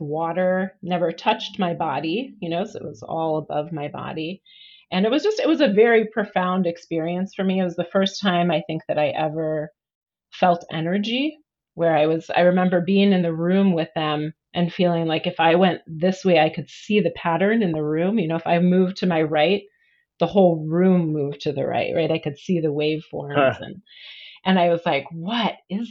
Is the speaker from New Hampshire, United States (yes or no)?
no; Wisconsin, United States; now in Portland, United States; I grew up in the Midwest.